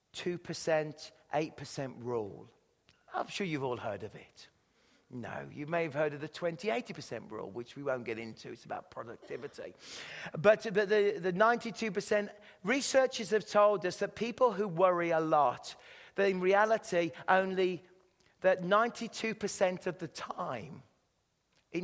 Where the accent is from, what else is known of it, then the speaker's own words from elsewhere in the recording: England, United Kingdom; accent: British English; moved away as an adult; now in Canada; I speak British English